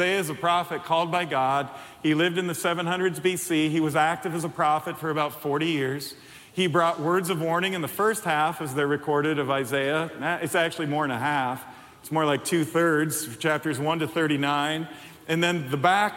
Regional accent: Chicago, Illinois, United States; moved away as an adult; now in Iowa, United States; I'm not from here, but this is home now. We've lived here 29 years. That's longer than we've lived anywhere by far. And we're from Chicago, but this is home.

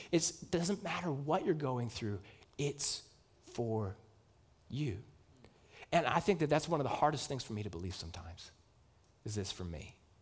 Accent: United States; as Americans

